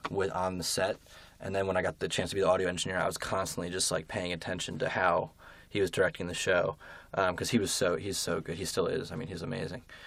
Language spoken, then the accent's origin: English; Berkeley Heights, New Jersey, United States; I'm from Berkeley Heights, New Jersey